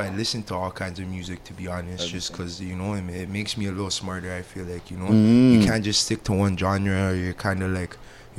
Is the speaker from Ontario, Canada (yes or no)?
yes; Toronto, Ontario, Canada; we're all from the Kill. We all grew up. That's the, you know, in between like Eglinton and Lawrence on Kill Ingram.